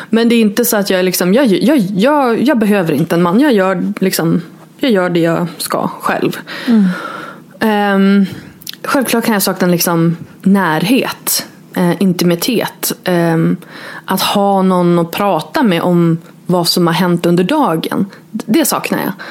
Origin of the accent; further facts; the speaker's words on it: Norrland, Sweden; moved away as an adult; jag flyttade eh, från Norrland till Borås när jag var 22